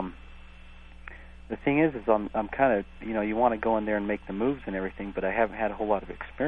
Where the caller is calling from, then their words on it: Bountiful, Utah, United States; I'm calling from Bountiful, Utah.